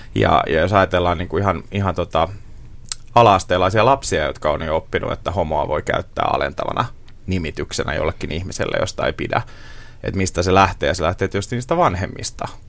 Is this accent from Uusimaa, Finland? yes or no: no; Seinäjoki, South Ostrobothnia, Finland; moved away; oman vanhan kotikaupunkini Seinäjoen